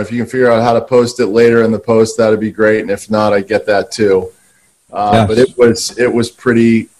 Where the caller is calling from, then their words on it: Santa Monica, California, United States; Same lockdown in Santa Monica.